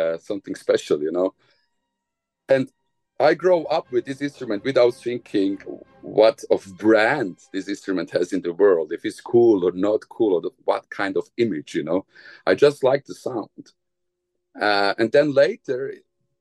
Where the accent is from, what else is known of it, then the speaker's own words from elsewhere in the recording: Bosnia & Herzegovina; English is a second language; moved away; I was born in Bosnia